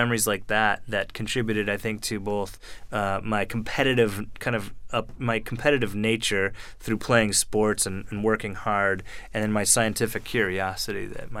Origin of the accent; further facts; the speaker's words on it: Frankfurt, Hesse, Germany; born there; So I was born in Frankfurt, Germany, in a U.S. Army hospital.